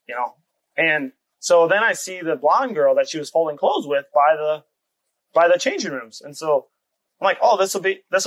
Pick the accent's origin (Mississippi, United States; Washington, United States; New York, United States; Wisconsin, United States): Wisconsin, United States; eastern; I grew up in eastern Wisconsin, just about an hour north of Milwaukee.